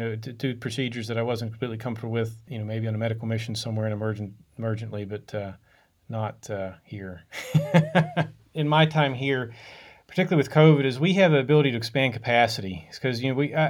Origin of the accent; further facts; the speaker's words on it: Logan, West Virginia, United States; also born or lived in Pittsfield, Massachusetts / Lewisburg, West Virginia; I'm from West Virginia originally, from a town called Logan